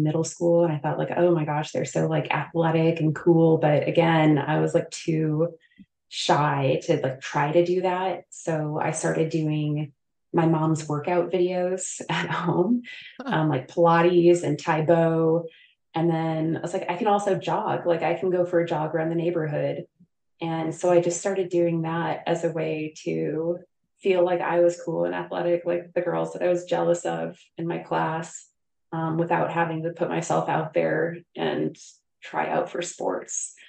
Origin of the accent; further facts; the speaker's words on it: Newburgh, Midwest, United States; moved away as an adult; also born or lived in Anchorage, Alaska; I did come back to Newburgh for a year after residency to work with a practice in my hometown